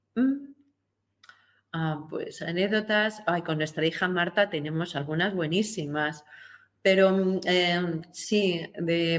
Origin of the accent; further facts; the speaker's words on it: Spain; de la Constitución nuestra española